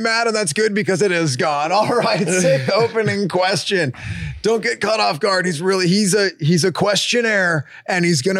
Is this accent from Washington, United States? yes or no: no; Escondido, California, United States; We're actually from Escondido, where I, in fact, did have my first burrito